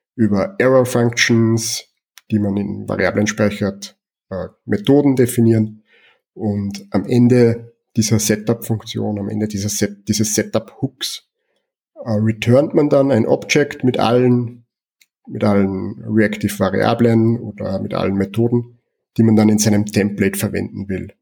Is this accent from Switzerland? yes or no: no; Austria; Ich komme aus Österreich